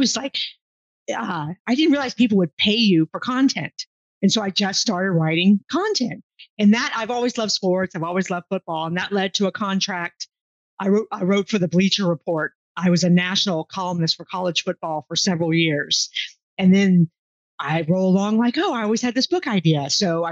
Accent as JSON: {"language": "English", "town": "Houston", "region": "Texas", "country": "United States", "tie": "born or raised there", "also_born_or_lived": "England", "moved": "as an adult", "said": "I grew up in Houston, Texas. You know, I'm a Houston girl"}